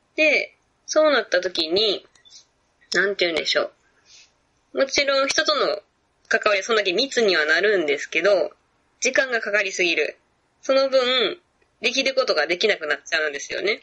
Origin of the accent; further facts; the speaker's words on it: Kansai, Japan; accent: Kansai-ben; first language Japanese; also born or lived in Vietnam; 日本語っていうか関西弁ぐらい